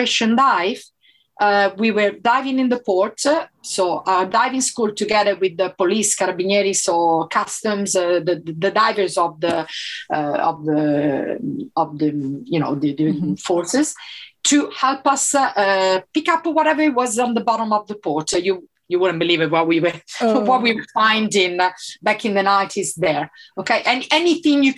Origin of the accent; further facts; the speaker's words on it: Italy; first language Italian; English is a second language; moved away as an adult; I'm from Italy